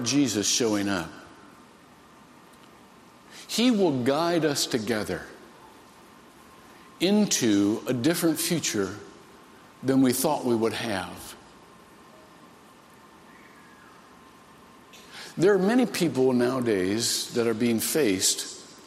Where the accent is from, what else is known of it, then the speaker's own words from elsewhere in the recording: Shelby, Ohio, United States; I grew up in Shelby, Ohio.